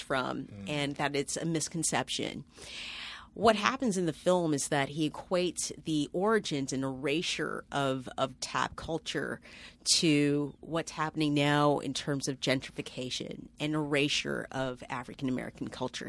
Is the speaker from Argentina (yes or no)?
no; Toronto, Ontario, Canada; moved away as an adult; now in New York City, United States; I'm from Toronto.